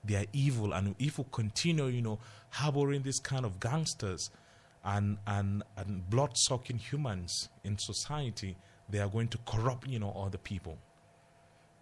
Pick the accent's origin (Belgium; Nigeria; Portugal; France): Nigeria; Jos, Plateau; I grew up in Jos.